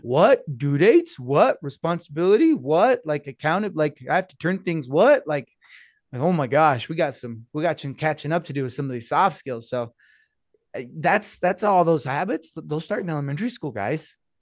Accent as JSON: {"language": "English", "town": "Blanding", "region": "Utah", "country": "United States", "tie": "born or raised there", "said": "I grew up in San Juan, over at Blanding, San Juan High School"}